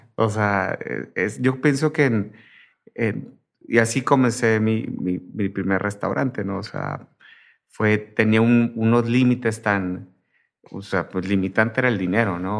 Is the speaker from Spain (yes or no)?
no; Tijuana, Baja California, Mexico; yo soy de Tijuana